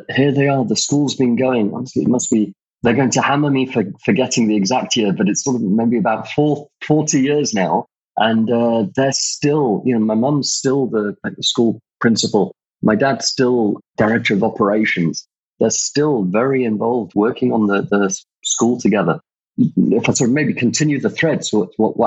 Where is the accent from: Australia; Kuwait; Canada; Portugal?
Kuwait; moved away; I was brought up actually in Kuwait. My mum's from the UK. My dad's originally Iraqi and spent my childhood in Kuwait